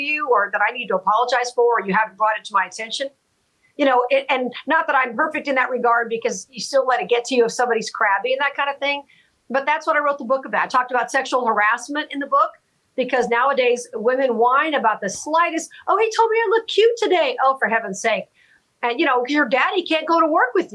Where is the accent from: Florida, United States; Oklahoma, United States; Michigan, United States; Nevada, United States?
Nevada, United States; Las Vegas; my hometown